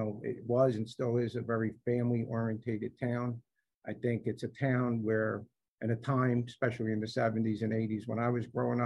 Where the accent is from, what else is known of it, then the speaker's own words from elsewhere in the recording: Nutley, New Jersey, United States; So I grew up in Nutley. I'm a class of 1983 at the high school. I grew up on Park Avenue. I was born in Nutley. I've been here my whole life.